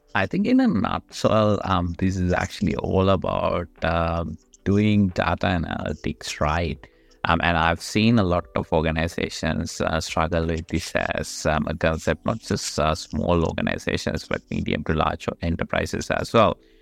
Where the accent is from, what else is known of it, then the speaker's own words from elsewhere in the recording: Sri Lanka; moved away as an adult; now in Australia; I am actually originally from Sri Lanka, but I've been in Australia for about, um, twelve, thirteen years now.